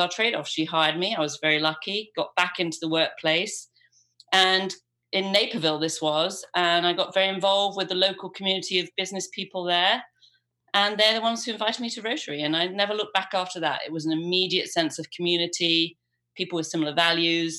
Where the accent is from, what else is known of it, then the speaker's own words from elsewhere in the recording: England, United Kingdom; moved away as an adult; also born or lived in Los Angeles, United States; I was born and raised about 10 minutes down the road from here